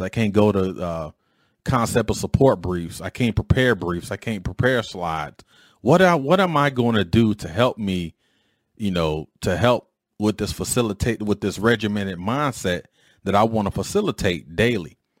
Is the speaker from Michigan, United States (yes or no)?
yes; Detroit, Michigan, United States; a knucklehead growing up in Detroit